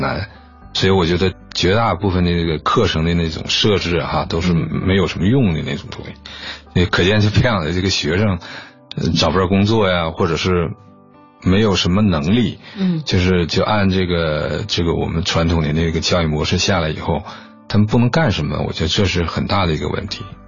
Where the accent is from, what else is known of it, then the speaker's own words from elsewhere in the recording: Liaoyang, Jinzhou, Liaoning, China; 好像在辽阳的一个，一个小地方 嗯 ，呃，小时候就在那儿度过的 嗯 ，然后又，又搬到了锦州那边，有一个，一个劳改农场